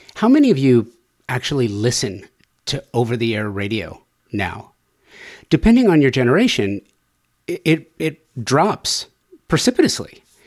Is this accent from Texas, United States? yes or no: no; Southern California, United States; growing up in Southern California